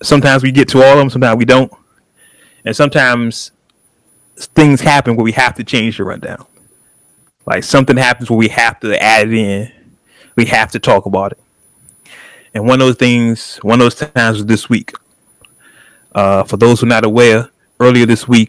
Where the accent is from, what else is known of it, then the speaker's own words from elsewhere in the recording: California, United States; I am Californian through and through.